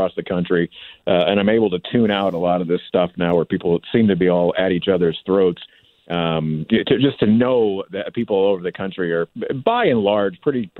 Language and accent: English; St. Louis, Missouri, United States; So I'm from St. Louis